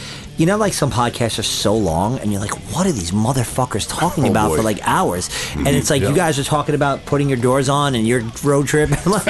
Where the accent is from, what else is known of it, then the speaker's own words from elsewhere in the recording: West Hempstead, New York, United States; my hometown of West Hempstead